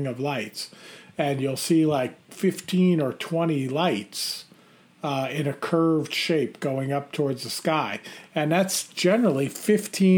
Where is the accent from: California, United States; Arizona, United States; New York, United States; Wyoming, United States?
New York, United States; Long Island; moved away as an adult; growing up, Bill, looking up over the Long Island sky